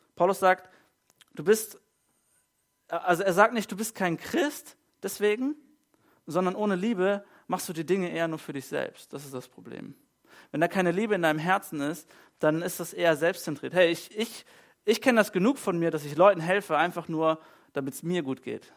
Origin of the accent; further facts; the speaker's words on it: Germany; bei uns in Deutschland